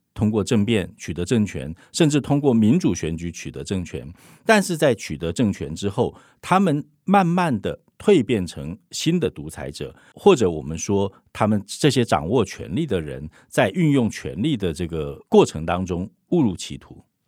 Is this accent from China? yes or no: no; Taiwan; 我们台湾人